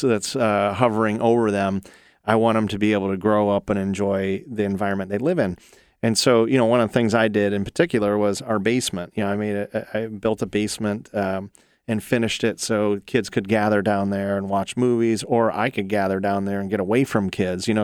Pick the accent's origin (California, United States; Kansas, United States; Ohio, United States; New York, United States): Ohio, United States; also born or lived in North Carolina; I'm born and raised in Ohio. I've been here all but about six years when I lived in North Carolina